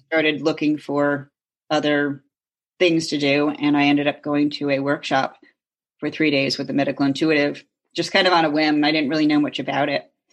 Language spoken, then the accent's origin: English; Connecticut, United States; Lived growing up in Connecticut, two towns over from Lyme